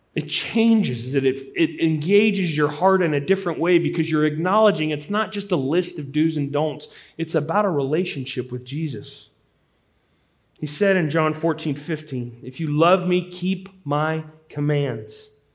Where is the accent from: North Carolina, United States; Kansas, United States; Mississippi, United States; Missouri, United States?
Missouri, United States; St. Louis; Growing up in Saint Louis, when I was a young boy